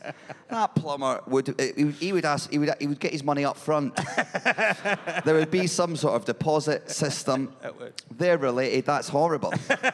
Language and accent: English; Edinburgh, Scotland, United Kingdom; I'm from Edinburgh